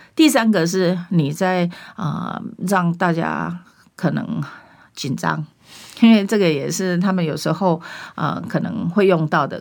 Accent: Taiwan; 我们台湾人民

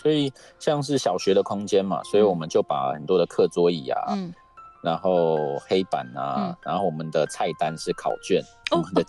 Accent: Taipei, Taiwan; moved away; also born or lived in Hsinchu; 我是台北人。

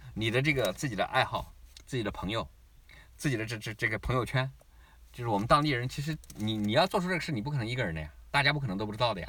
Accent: China; also born or lived in Shanghai; now in Australia; 我们中国人

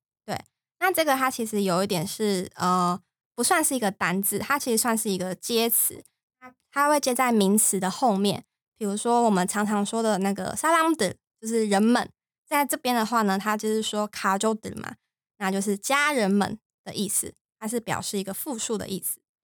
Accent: Taiwan; 像我们台湾人

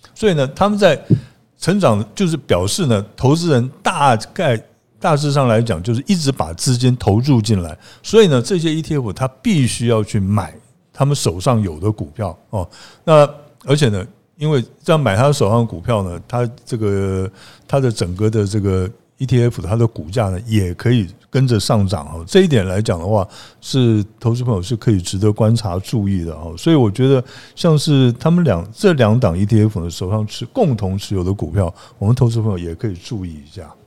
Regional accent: Pingtung County, Taiwan; 尤其我们屏东人

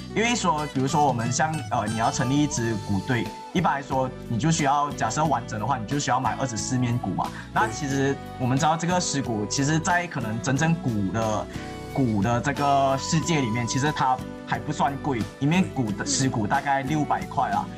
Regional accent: Malaysia; 我们马来西亚华人

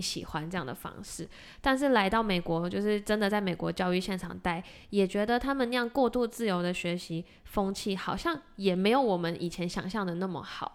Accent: Taiwan; moved away as an adult; now in Massachusetts, United States; 我们两个是从台湾的教育本科来的

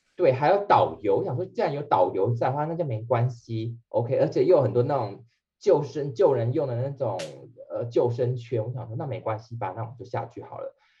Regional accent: Penghu County, Taiwan; 你们知道我是澎湖人嘛

